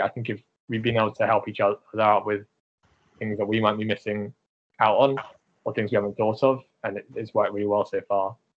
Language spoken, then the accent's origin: English; United Kingdom; I'm British Asian